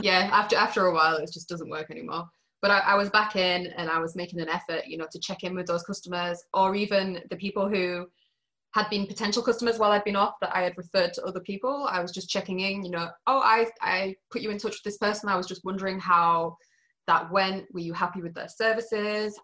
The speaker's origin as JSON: {"language": "English", "region": "Yorkshire and the Humber", "country": "United Kingdom", "moved": "as an adult", "lives_now": "Matane, Canada", "said": "I'm from Yorkshire"}